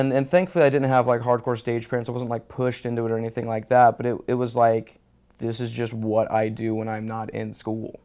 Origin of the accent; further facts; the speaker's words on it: Houston, Texas, United States; moved away; also born or lived in California; I'm originally from Houston, Texas